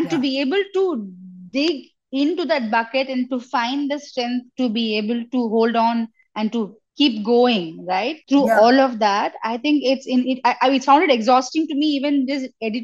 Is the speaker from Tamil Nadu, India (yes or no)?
yes; Chennai, Tamil Nadu, India; I grew up in Chennai in the 80s and 90s